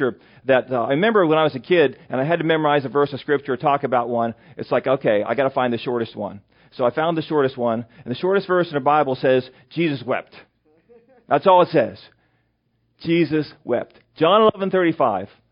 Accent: western Pennsylvania, United States; also born or lived in York County, Pennsylvania; now in Mechanicsburg, United States; my hometown, which is Berkeyville, Pennsylvania, which is in western Pennsylvania.

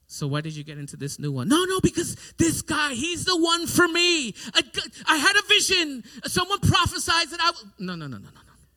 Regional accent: New York City, New York, United States; growing up in New York City, we had to have some self defense mechanisms

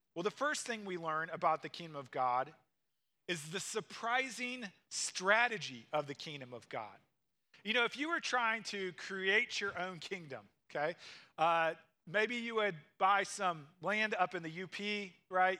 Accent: Missouri, United States; moved away; I grew up in Missouri and I grew up in the city

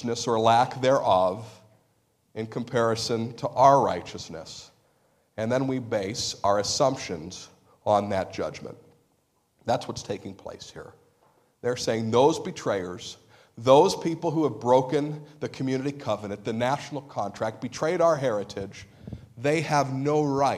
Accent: United States; We're American Christians.

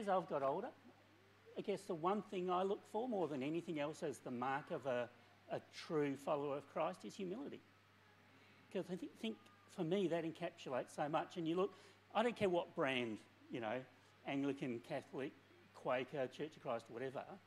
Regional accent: Maddington, Western Australia, Australia; also born or lived in England; I English by birth, so quality heritage. Uh, um, came to Australia as just a, a, little tyke, and for most of my years, I grew up in Maddington

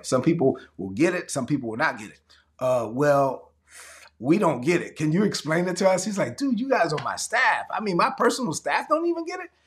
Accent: Brooklyn, New York, United States; I'm from Brooklyn.

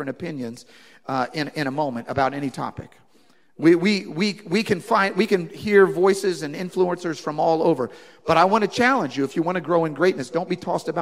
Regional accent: United States; I'm an American and I'm in England

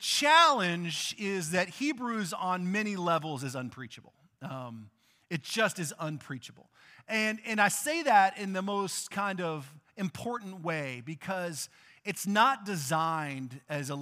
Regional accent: Texas, United States; I grew up in Texas

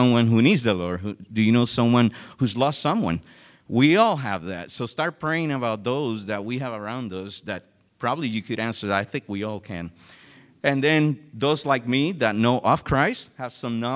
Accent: San Juan, Puerto Rico; moved away; I'm originally from San Juan, Puerto Rico

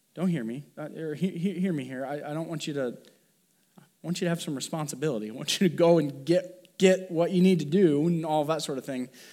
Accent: Columbia City, Indiana, United States; I grew up in Columbia City, Indiana, the Midwest

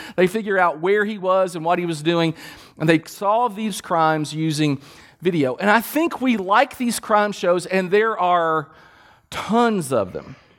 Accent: Kentucky, United States; We're from Kentucky.

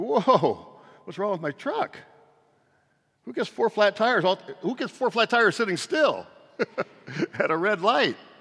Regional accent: San Francisco Bay Area, California, United States; I'm from the San Francisco Bay Area

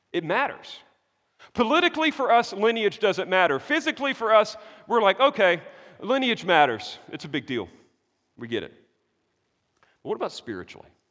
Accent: United States; I'm an American dude

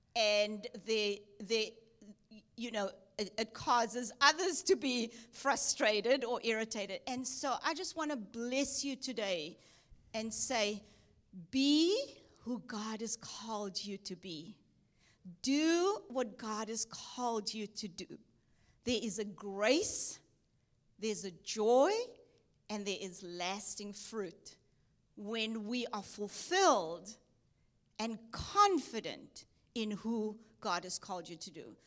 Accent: Cape Town, Western Cape, South Africa; moved away as an adult; also born or lived in Durban, South Africa / Texas, United States; I was born in South Africa, Cape Town, South Africa, went to Durban, South Africa to study at Bible College

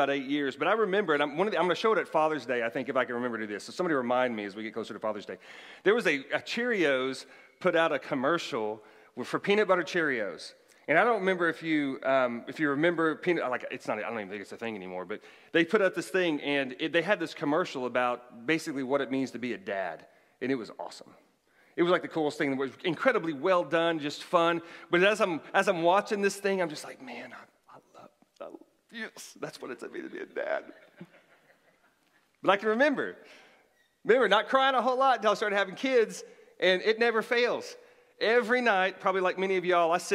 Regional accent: Oklahoma, United States; moved away; growing up in Oklahoma

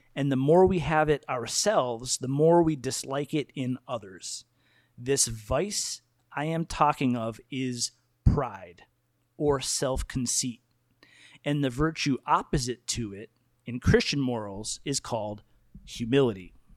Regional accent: United States; I love my identity as an American person

